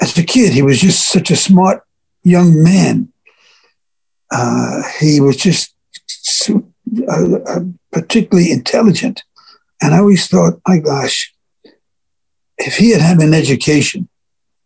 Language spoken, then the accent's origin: English; New York City, New York, United States; when I was born in Brooklyn.